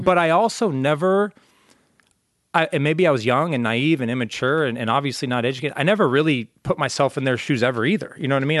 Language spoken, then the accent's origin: English; Orange County, California, United States; I'm from Orange County